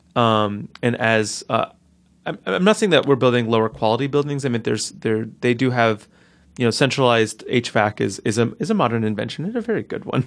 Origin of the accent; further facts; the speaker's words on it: Newark, New Jersey, United States; I grew up in North Newark where the houses were similarly sized